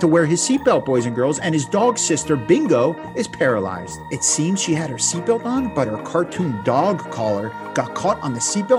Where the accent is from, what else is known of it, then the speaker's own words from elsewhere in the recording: Plantation, Florida, United States; also born or lived in New Jersey / West Virginia; I'm from Florida, right? Well, I'm from Jersey, I'm from West Virginia, I'm from all over, but you know, I claim Plantation, Broward County, South Florida.